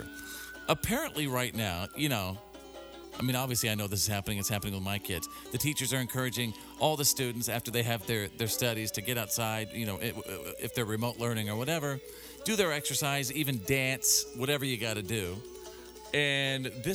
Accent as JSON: {"language": "English", "region": "Texas", "country": "United States", "tie": "born or raised there", "moved": "yes", "lives_now": "Washington, United States", "said": "I wear my Texas hat because that's where I was, you know, born and bred"}